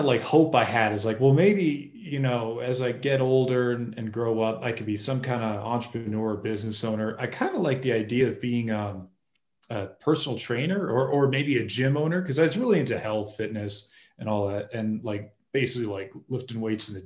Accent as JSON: {"language": "English", "region": "Massachusetts", "country": "United States", "tie": "born or raised there", "said": "I grew up in Massachusetts"}